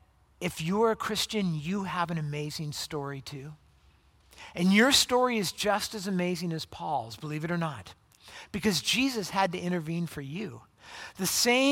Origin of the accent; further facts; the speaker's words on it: La Habra, California, United States; I grew up in Southern California. I grew up in a town called La Habra